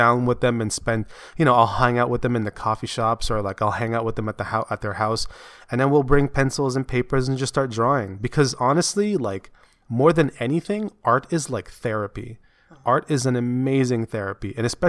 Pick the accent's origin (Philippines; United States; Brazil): Philippines; my hair is not that long, and I'm Filipino.